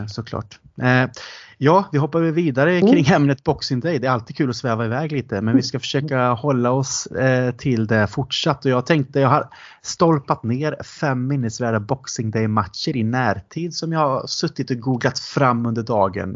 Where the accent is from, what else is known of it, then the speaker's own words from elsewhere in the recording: Sweden; also born or lived in England; vi var från Sverige